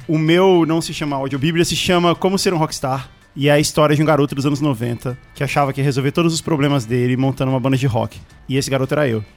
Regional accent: Brasília, Federal District, Brazil; nasci e cresci em Brasília

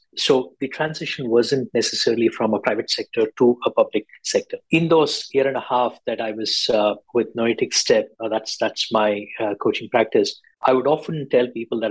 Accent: Bangalore, Karnataka, India; moved away as an adult; now in Singapore; I'm originally from Bangalore and Singapore's home for 14 years now

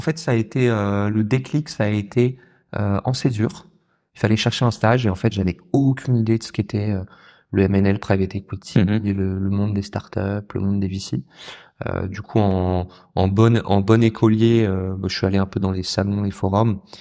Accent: southern France, France; moved away; j'ai grandi dans le sud de la France

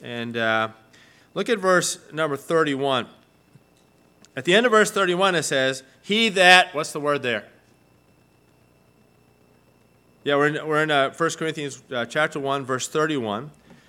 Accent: Argentina; And, I mean, I grew up in Argentina, right? And so, you know, my team won the trophy.

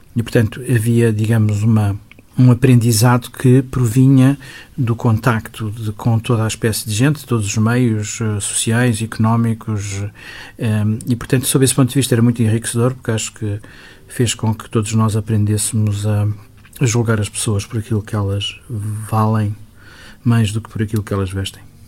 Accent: Lisbon, Portugal; vivia numa zona de Lisboa que era ainda praticamente rural. o Benfica, onde eu cresci

